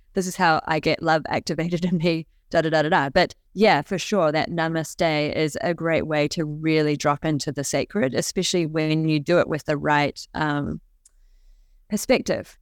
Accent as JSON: {"language": "English", "country": "New Zealand", "tie": "born or raised there", "said": "when I was younger, I was growing up in New Zealand"}